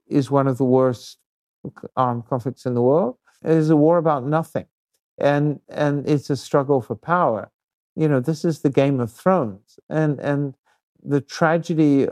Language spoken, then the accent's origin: English; New Zealand; I come from New Zealand, you know, a relatively peaceful society